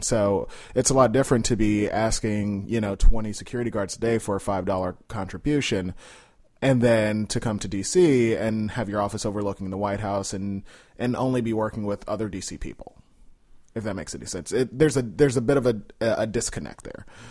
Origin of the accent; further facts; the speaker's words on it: Chicago, Illinois, United States; moved away as an adult; now in Washington, D.C., United States; I grew up in Austin. So, I grew up, uh, at about North and Cicero